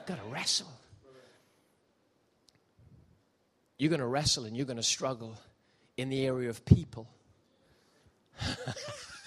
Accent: Gibraltar; moved away; I grew up in Gibraltar

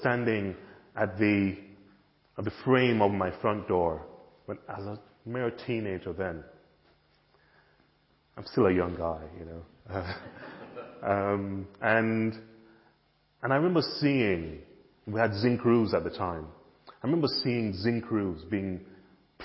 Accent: Jamaica; now in United Kingdom; when I was growing up in Jamaica

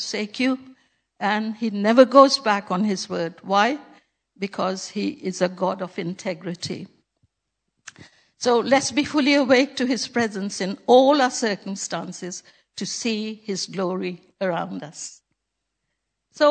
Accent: Pakistan; moved away; when I was a little girl growing up in Pakistan

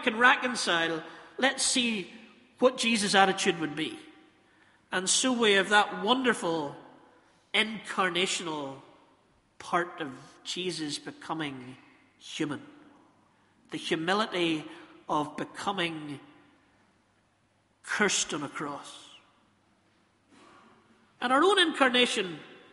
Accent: Northern Ireland, United Kingdom; We're from Northern Ireland

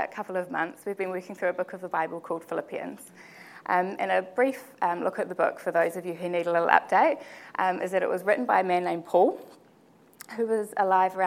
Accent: Porirua, Wellington, New Zealand; I was born and raised in the Porirua area

